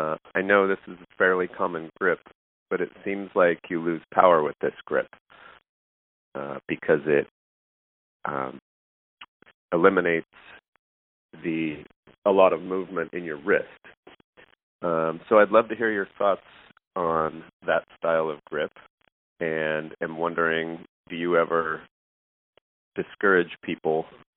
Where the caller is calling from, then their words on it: Morro Bay, California, United States; I'm calling from Morro Bay, California.